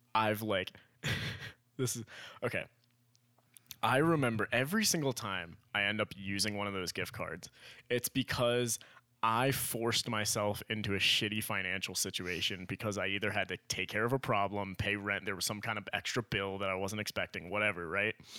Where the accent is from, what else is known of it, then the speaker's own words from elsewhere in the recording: Miami, Florida, United States; we grew up in Miami